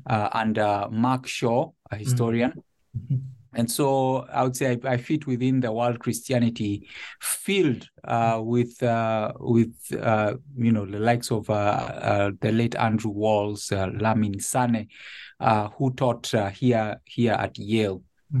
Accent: Nairobi, Kenya; now in Connecticut, United States; I was born and raised in Nairobi. My family lived there until this transition to Connecticut. And I was initially raised an Anglican in Nairobi

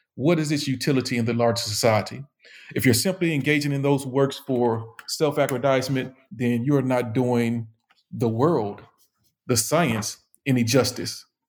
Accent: Memphis, Tennessee, United States; I am a, um, a, native Southerner, born and raised in Memphis, Tennessee

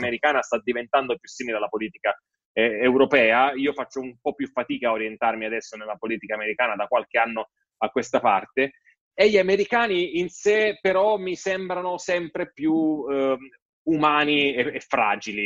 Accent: Italy; sono nato in Italia e non lì

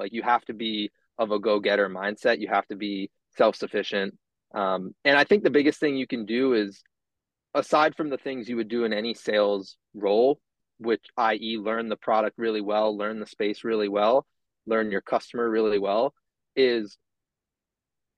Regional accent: Cape Cod, Massachusetts, United States; moved away; also born or lived in Washington, D.C.; Born and raised in Massachusetts, Cape Cod, more specifically, so you won't hear any Boston accent from me

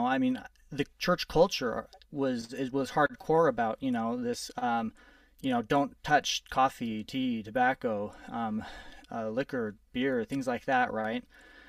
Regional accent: California, United States; born there; also born or lived in New Mexico; Well, I was born in California. I've lived in New Mexico. We moved around a lot when I was growing up.

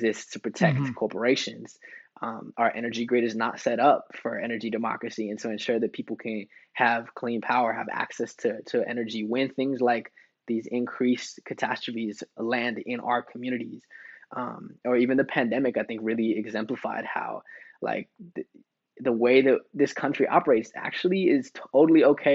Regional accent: United States; me growing up, a son of, you know, indigenous immigrant father from Mexico, growing up in the States

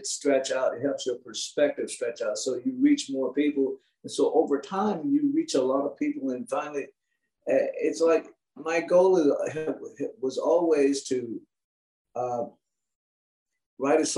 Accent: South Carolina, United States; growing up in South Carolina is a great education to prepare you for the world, and that you learn when you're raised and born and raised in the South

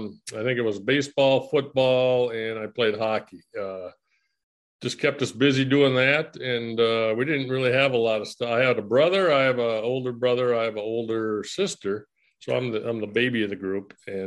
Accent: Bloomington, Minnesota, United States; I was born in Minneapolis, and my dad started a family over in East Bloomington, and, okay. I kind of grew up there in my grade school. Then we moved over to West Bloomington, and which was supposedly a better side of town.

